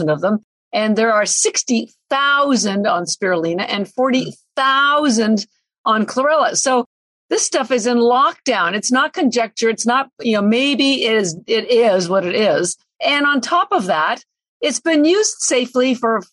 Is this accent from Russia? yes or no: no; Canada; now in Boston, United States; I'm Canadian, but I live in Boston